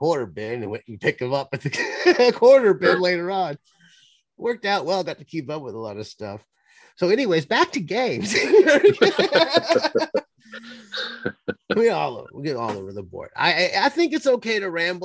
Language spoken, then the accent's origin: English; Cleveland, Ohio, United States; I grew up in Cleveland